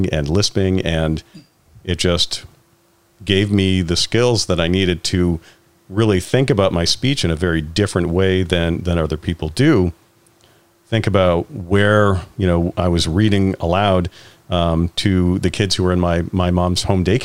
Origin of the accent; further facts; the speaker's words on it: Richmond, Vermont, United States; I grew up in Richmond, Vermont